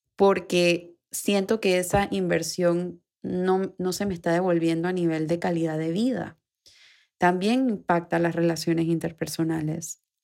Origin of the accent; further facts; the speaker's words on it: Panama; aquí en Panamá, que es de donde yo soy, donde grabo el episodio